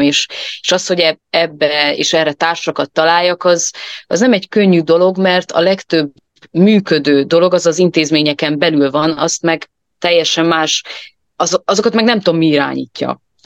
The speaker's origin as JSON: {"language": "Hungarian", "region": "Transylvania", "country": "Romania", "said": "én erdély magyarként"}